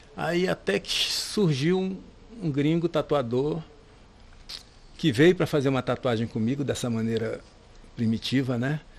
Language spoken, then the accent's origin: Portuguese; Rio de Janeiro, Brazil; moved away as an adult; also born or lived in Maranhão; now in Salvador, Brazil; Eu nasci no Maranhão, e foi criada, criado grande parte no Rio de Janeiro e, vou, e vim do Rio para cá